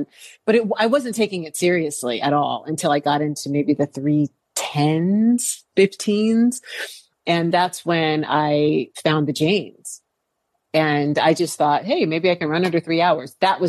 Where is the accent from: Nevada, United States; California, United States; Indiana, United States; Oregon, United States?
California, United States; I'm from California, so insurance is a huge deal out here.